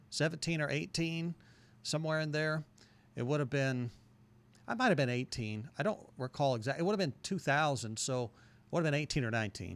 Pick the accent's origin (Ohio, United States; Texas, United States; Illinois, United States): Illinois, United States; Carbondale; moved away as an adult; also born or lived in Du Quoin, Illinois; now in Murfreesboro, United States; moved to Carbondale in the second grade, and went to Carbondale school second grade through high school.